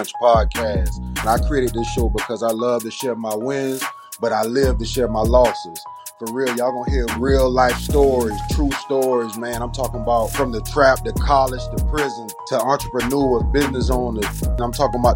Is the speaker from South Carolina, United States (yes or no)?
yes; Charleston, South Carolina, United States; also born or lived in Orangeburg, South Carolina; I was born in Orangeburg, South Carolina, raised in Charleston, South Carolina, graduated from R.B. Stahl High School in North Charleston